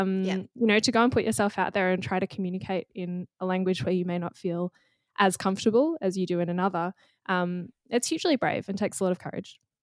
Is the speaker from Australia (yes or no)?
yes; Australia; accent: standard Australian; first language English; we both have fairly standard Australian accents